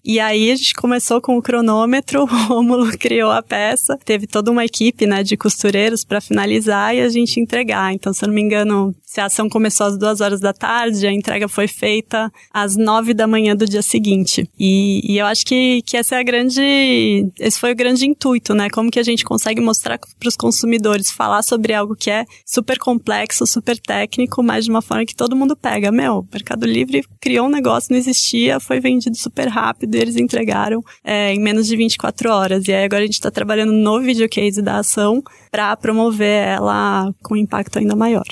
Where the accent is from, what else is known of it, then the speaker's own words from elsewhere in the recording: Brazil; Eu sou brasileira